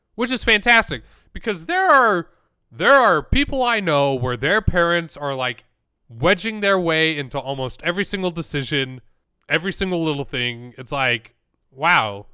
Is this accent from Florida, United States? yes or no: no; Utah, United States; growing up in Utah